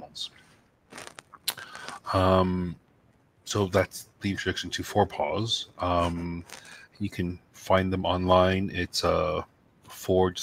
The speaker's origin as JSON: {"language": "English", "town": "New York City", "region": "New York", "country": "United States", "tie": "born or raised there", "said": "growing up in New York City, access to wildlife and animals was quite limited."}